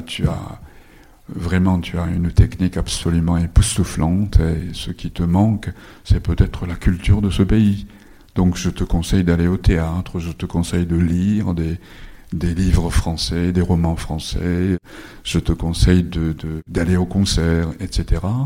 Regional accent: Japan; first language Japanese; French is a second language; je suis né au Japon de parents japonais. J'ai été scolarisé dans le système japonais.

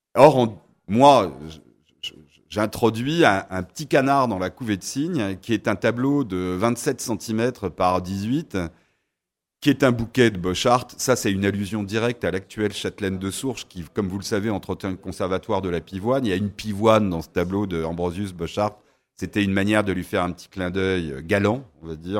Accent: Paris, Île-de-France, France; also born or lived in Sarthe; je suis un parisien ensarté

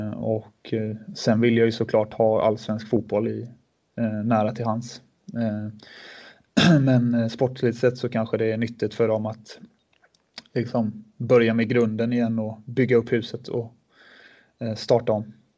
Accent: Sweden; moved away as an adult; also born or lived in Switzerland; all trygghet som vi hade hemma i Sverige

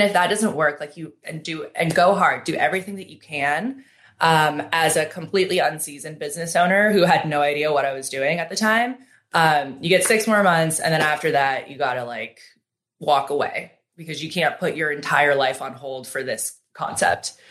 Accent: Seattle, Washington, United States; now in Los Angeles, United States; growing up in Seattle

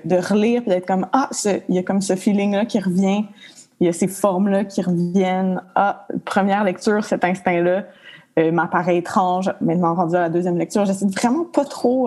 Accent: Montreal, Quebec, Canada; also born or lived in Mont-Laurier; j'ai perdu ma mère tôt, à l'âge de 3 ans. Fait qu'on a déménagé à Montréal. Puis, euh, je me suis retrouvée dans le Myland, dans une école alternative

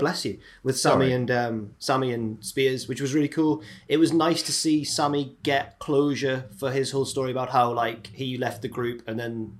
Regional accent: England, United Kingdom; accent: English, not Southern

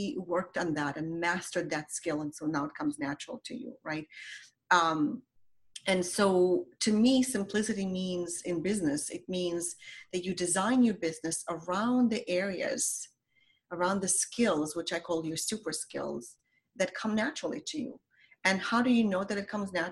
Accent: Ukraine; English is a second language; moved away as an adult; now in United States; I came to America from Ukraine as a 19-year-old. So I had to learn a language

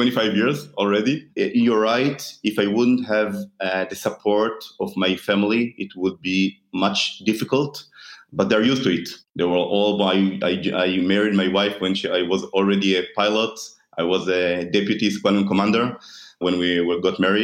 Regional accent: Israel; I am born and raised in Israel

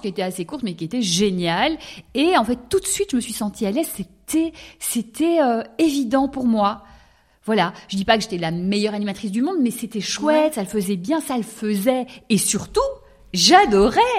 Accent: Brussels, Brussels-Capital Region, Belgium; j'ai grandi à Bruxelles

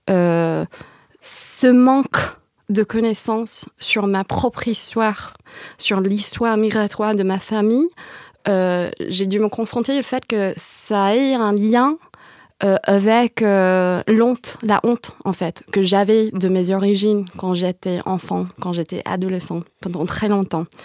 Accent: San Jose, California, United States; Moi, je viens de San José. Et à San José, il y a une grosse diaspora vietnamienne.

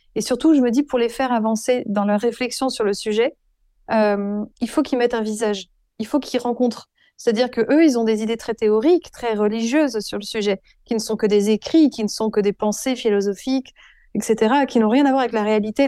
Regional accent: Avignon, Provence-Alpes-Côte d'Azur, France; also born or lived in Burgundy / Paris; now in Dax, France; je viens d'une famille bourguignonne, plutôt bourgeoise, catholique, très pratiquante. j'ai grandi en partie à Avignon

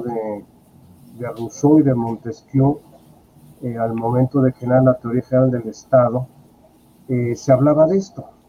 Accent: Mexico; soy mexicano

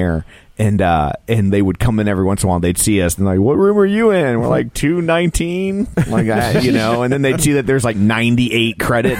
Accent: Berkeley, Missouri, United States; I grew up in Berkeley.

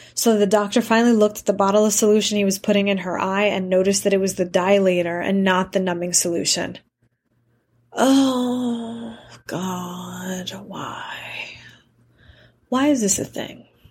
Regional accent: New York City, New York, United States; Growing up in New York City

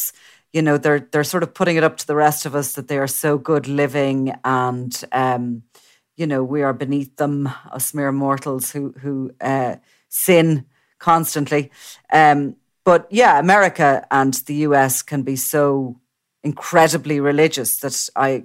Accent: Ireland; we have a reputation abroad of being a very religious country

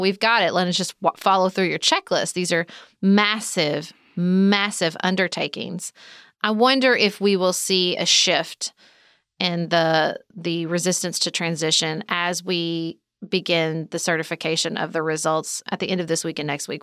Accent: the South, United States; as a Southerner

